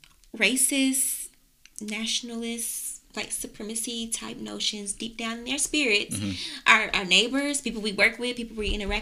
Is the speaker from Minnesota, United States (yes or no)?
no; North Carolina, United States; We're from North Carolina